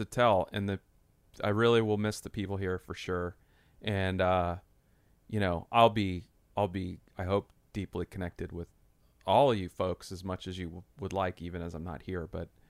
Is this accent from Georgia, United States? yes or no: yes; Atlanta, Georgia, United States; I'm from Atlanta.